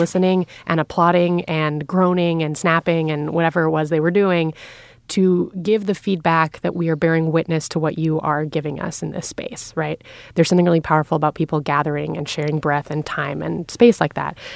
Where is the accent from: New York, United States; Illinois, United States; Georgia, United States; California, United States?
New York, United States; New York City; I grew up in Lower Manhattan